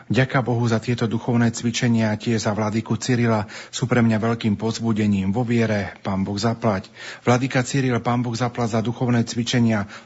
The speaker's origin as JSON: {"language": "Slovak", "country": "Slovakia", "said": "u nás doma na Slovensku."}